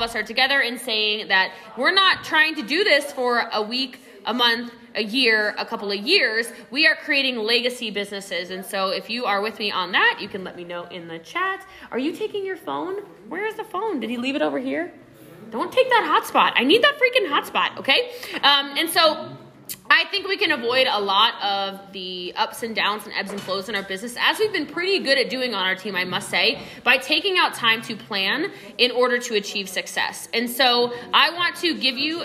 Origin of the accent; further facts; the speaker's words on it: Maryland, United States; I grew up in Maryland, which is right by DC